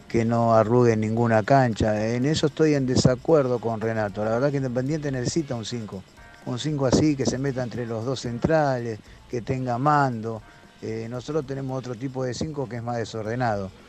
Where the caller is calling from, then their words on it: Buenos Aires, Argentina; Buen día muchachos … de Mataderos.